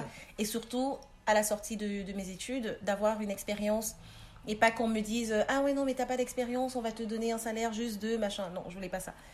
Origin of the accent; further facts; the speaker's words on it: Cameroon; moved away as an adult; also born or lived in Paris, France / Cape Town, South Africa; now in Mechelen, Belgium; je suis née, euh, au Cameroun. Je suis partie à mes dix-huit ans